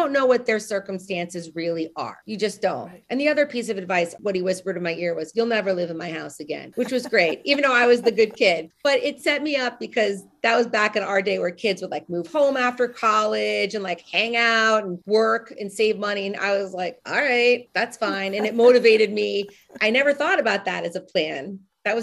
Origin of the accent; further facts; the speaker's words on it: Northeast, United States; also born or lived in Nashville, Tennessee; So I'm from the Northeast. I went to school in the Southeast.